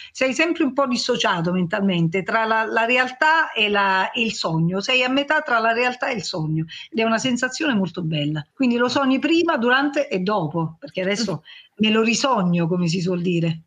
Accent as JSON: {"language": "Italian", "area": "Cilento coast", "region": "Campania", "country": "Italy", "said": "Sulla costa siamo più abituati"}